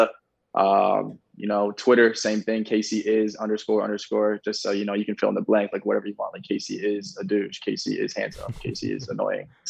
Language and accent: English; Ohio, United States; I'm from Ohio, small town dude